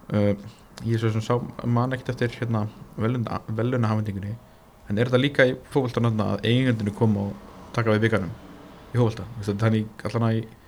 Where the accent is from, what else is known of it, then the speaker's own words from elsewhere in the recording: Njarðvík, Southern Peninsula, Iceland; komum alltaf úr Njárvík